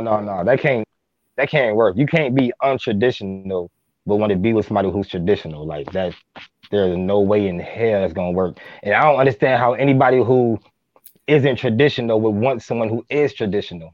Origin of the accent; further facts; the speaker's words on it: Minneapolis, Minnesota, United States; I'm from Minneapolis, Minnesota